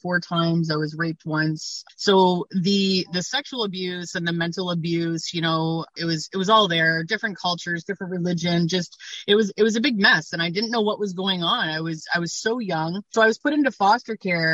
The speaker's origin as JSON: {"language": "English", "town": "North Bay", "region": "Ontario", "country": "Canada", "tie": "born or raised there", "moved": "yes", "lives_now": "Hamilton, Canada", "said": "I'm originally from North Bay, Ontario, but I've been in Hamilton, Ontario, Canada, probably for about 23 years now"}